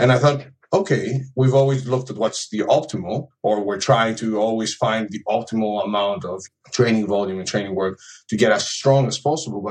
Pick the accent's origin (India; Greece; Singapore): Greece; now in United Kingdom; I live in the UK, but I'm originally from Greece.